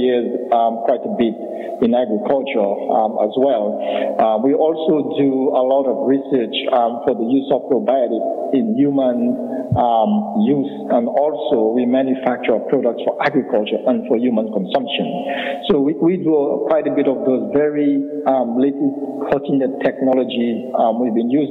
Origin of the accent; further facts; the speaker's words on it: Scotts Head, Dominica; originally from the southern tip of Dominica, historic community of Scott Fed, and grew up as a little boy, young boy in Dominica